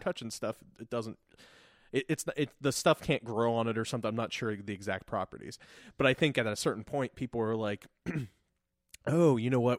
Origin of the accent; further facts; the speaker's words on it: Lancaster, Ohio, United States; we grew up in Lancaster, Ohio.